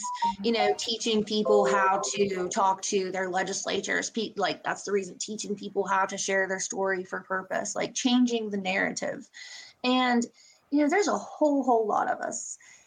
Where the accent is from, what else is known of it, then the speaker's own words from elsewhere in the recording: Boone County, West Virginia, United States; now in Beckley, United States; I grew up in Boone County